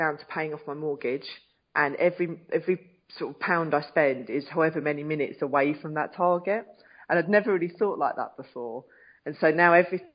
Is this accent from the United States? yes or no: no; United Kingdom; Being British